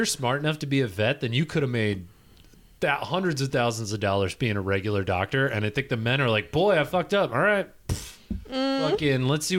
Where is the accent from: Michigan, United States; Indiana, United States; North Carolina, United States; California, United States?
Michigan, United States; I grew up in Michigan.